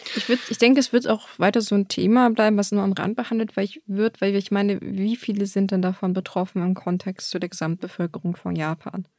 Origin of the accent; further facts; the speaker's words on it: Germany; bei uns in Deutschland